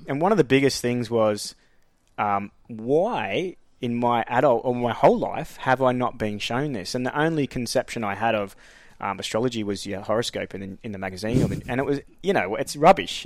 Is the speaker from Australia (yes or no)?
yes; Queensland, Australia; moved away as an adult; also born or lived in Frankston, Victoria / Blind Bight, Victoria; now in Melbourne, Australia; I was pretty much raised in Queensland. Um, so most of my schooling life was up there from a gra-, grade four onwards.